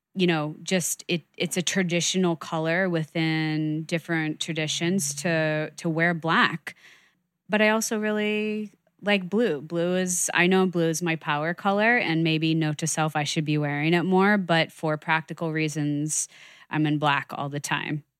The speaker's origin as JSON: {"language": "English", "region": "New York", "country": "United States", "said": "I'm a New Yorker"}